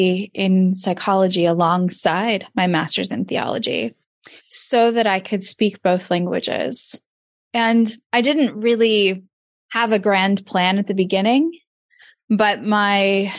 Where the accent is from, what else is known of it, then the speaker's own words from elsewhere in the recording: Redding, California, United States; also born or lived in Davis, California; where I grew up in Redding, California